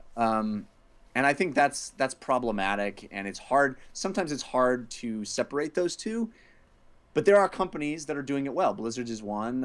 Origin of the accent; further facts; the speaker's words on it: California, United States; born and raised in California